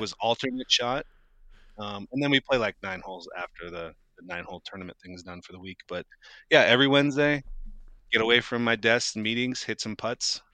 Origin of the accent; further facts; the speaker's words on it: Moscow, Idaho, United States; growing up in Moscow